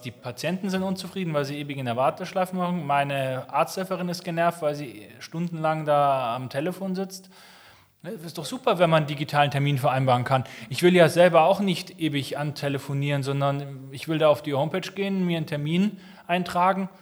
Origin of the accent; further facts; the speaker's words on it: Munich, Bavaria, Germany; also born or lived in Berlin; München ist so meine Heimat